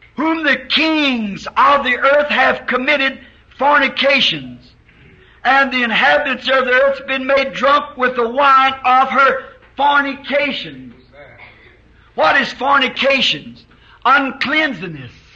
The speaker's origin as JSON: {"language": "English", "country": "United States", "said": "as an American"}